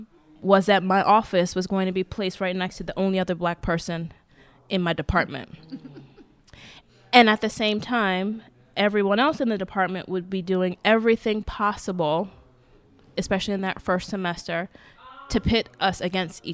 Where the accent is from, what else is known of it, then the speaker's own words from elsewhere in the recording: United States; I'm African American, I'm black, I'm, you know, born here